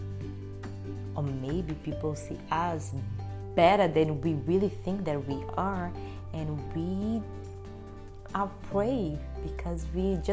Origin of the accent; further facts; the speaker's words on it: Brazil; English is a second language; moved away as an adult; now in United States; I'm here in the United States, I came from Brazil